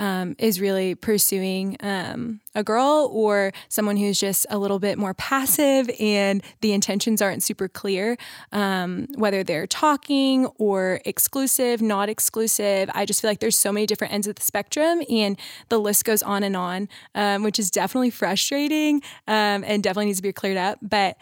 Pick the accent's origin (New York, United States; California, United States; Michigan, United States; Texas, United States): Texas, United States; Colleyville; I am from Colleyville, Texas, and I'm a senior nursing major at TCU.